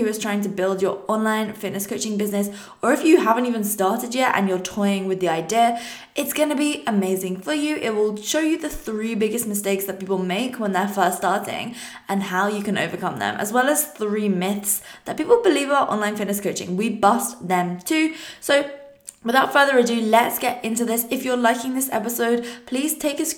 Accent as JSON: {"language": "English", "area": "Surrey", "region": "South East England", "country": "United Kingdom", "said": "I was obviously in my second last year of high school in England. That's where I'm from, a place called Surrey"}